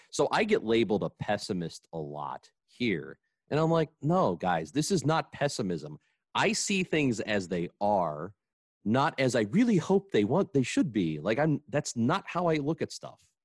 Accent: Granite City, Illinois, United States; growing up in Granite City, they didn't have organized football until you were in eighth grade.

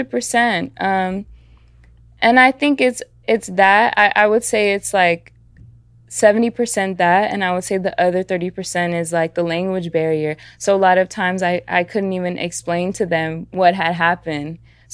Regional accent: Atlanta, Georgia, United States; also born or lived in San Bernardino County, California; so I was born in the Bay, mm-hmm. in San Bernardino County, and then I moved to my mother's like hometown, Atlanta, Georgia

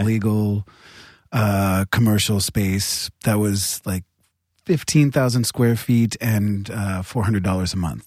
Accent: New Hampshire, United States; I'm from New Hampshire, which isn't that violent

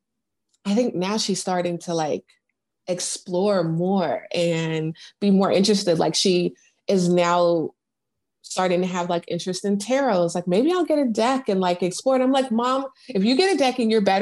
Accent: United States; also born or lived in Seattle, Washington, United States / California, United States; now in Houston, United States; I'm in Houston now. I was born in Seattle. I grew up between there and California

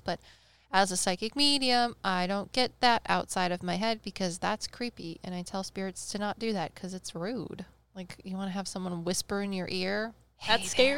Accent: Midwest, United States; we're from the Midwest

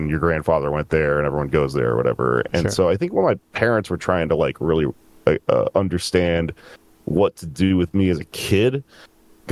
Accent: Texas, United States; also born or lived in San Antonio, Texas / Austin, Texas; I grew up in Texas

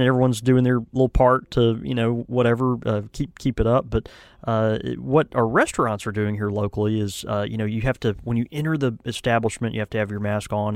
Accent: the South, United States; I'm from the South

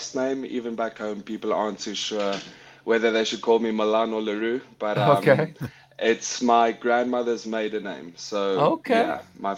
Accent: Paarl, Western Cape, South Africa; also born or lived in Windhoek, Namibia / Pretoria, South Africa; now in New England, United States; I'm born in Windhoek, Namibia. I'd lived there for 2 years of my life. Moved to Pretoria. Was there for about 7 years of my life. And when I was about 9-10 years old, we moved to the Western Cape to a town called Paarl

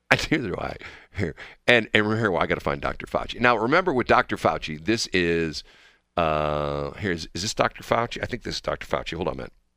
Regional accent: Missouri, United States; I grew up in Missouri

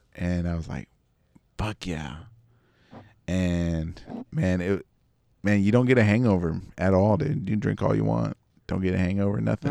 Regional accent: Texas, United States

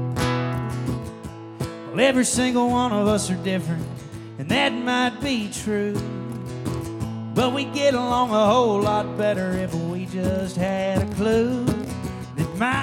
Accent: Fairview, Tennessee, United States; also born or lived in Nashville, Tennessee; raised in Fairview, Tennessee, which is like 40 minutes towards Memphis from here

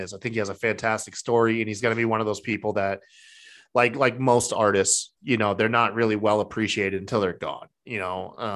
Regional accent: Maine, United States; I'm from Maine.

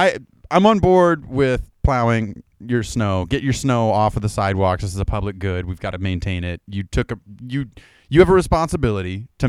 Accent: Idaho, United States; I grew up here in Idaho.

